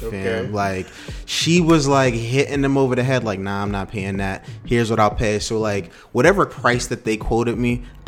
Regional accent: United States; as an American or as a African American

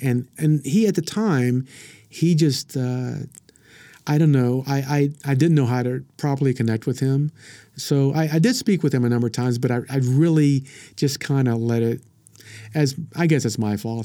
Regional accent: Frederick, Oklahoma, United States; I grew up in, if you ever heard of Frederick, Oklahoma

